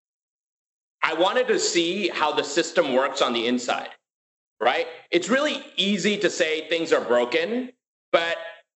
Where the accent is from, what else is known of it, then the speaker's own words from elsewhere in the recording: New York City, New York, United States; also born or lived in India; I grew up in Queens and this is in like David Dinkins, New York